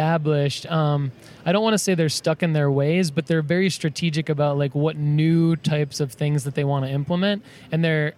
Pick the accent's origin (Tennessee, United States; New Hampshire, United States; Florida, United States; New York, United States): Tennessee, United States; Spring Hill; I am from Spring Hill and Thompson Station, which is like 20 minutes south of Nashville.